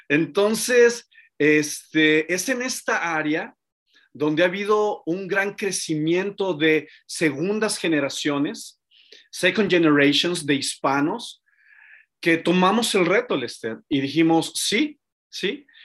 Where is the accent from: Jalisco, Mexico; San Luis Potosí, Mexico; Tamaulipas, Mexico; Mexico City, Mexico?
Mexico City, Mexico; born there; Mira, eh, yo nací en Ciudad de México